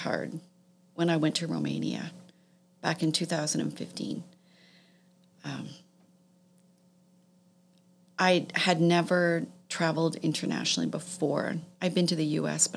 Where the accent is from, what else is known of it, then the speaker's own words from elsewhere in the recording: Toronto, Ontario, Canada; I grew up in Toronto. I grew up in the West End of Toronto